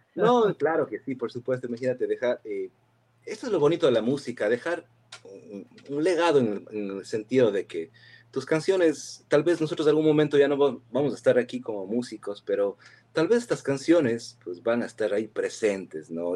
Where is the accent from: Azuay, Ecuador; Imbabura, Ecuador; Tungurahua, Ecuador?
Azuay, Ecuador; Cuenca; accent: cantadito cuencano; moved away as an adult; also born or lived in Girón, Ecuador / New Jersey, United States; now in United States; yo, nací... en el Cantón Girón y, claro, pues, he vivido casi más de la mitad de mi vida en Cuenca